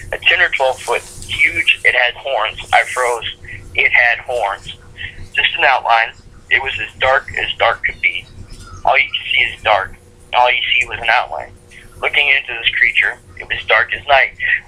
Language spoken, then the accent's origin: English; New York, United States; I'm not scared of much, especially growing up in New York.